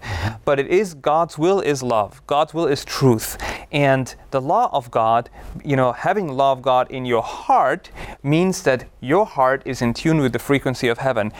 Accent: Austria; moved away; I grew up in Austria, one of the most beautiful countries in the world

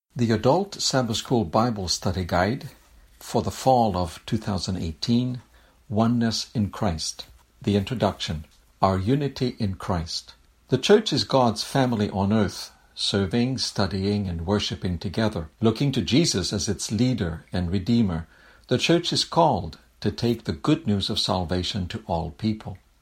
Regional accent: Quebec City, Quebec, Canada; moved away as an adult; now in Berrien Springs, United States; You've noticed my accent and you're wondering where I'm from. I'm a French Canadian from, uh, Quebec City in Canada

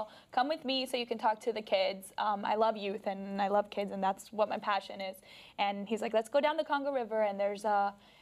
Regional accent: Colombia; now in United States; I'm going to go back to my home country. When I go to Colombia

